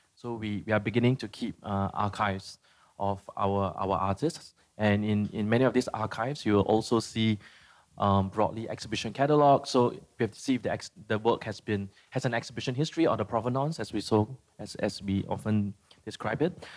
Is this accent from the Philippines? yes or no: yes; Philippines; I'm from the Philippines